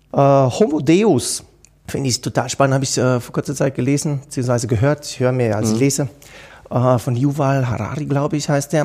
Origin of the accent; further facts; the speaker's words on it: Switzerland; bei uns in der Schweiz